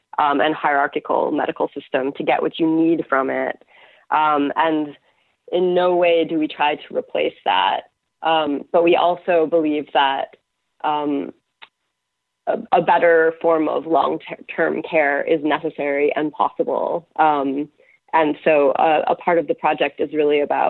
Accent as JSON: {"language": "English", "country": "United States", "moved": "yes", "lives_now": "Canada", "said": "I'm now living in Canada, though I'm American"}